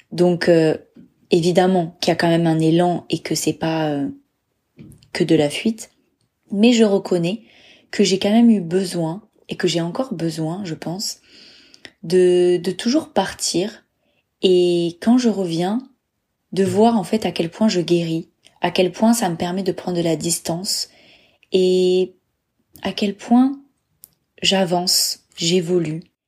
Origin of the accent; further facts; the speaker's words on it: Bordeaux, Nouvelle-Aquitaine, France; moved away as an adult; also born or lived in Dublin; je suis née en France, à Bordeaux. J'ai grandi à Bordeaux, j'ai fait mes études à Bordeaux.